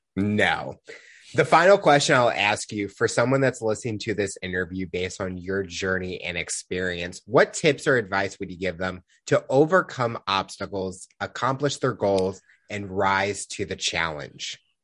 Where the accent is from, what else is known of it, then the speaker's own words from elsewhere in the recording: Missouri, United States; I'm from Missouri